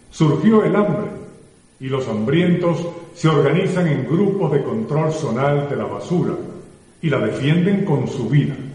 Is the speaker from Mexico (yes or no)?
no; Venezuela; Si seguimos por este camino, los perjudicados directos somos todos los venezolanos